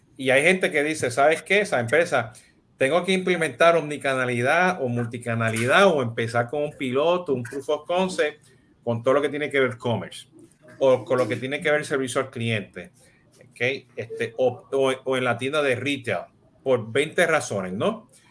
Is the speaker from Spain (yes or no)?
no; Puerto Rico; yo soy, yo soy boricua